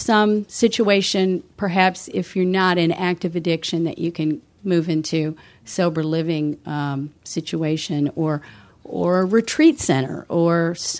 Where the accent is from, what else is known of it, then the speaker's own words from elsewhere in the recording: Philadelphia, Pennsylvania, United States; I'm from out of town. I'm from Pennsylvania.